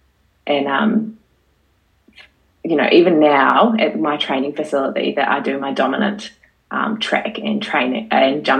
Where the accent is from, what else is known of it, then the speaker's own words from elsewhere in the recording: Paraparaumu, Wellington, New Zealand; I'm from the Kapiti Coast.